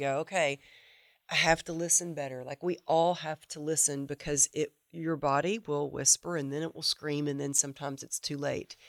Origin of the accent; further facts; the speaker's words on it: the Bible Belt, United States; I grew up in the Bible Belt